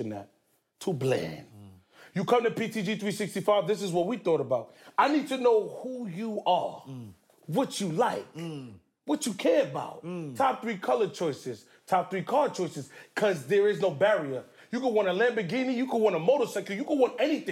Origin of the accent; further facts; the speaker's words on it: New York City, New York, United States; also born or lived in Nigeria; I'm from Queens, the north side of Queens, Canberra Heights. A Nigerian household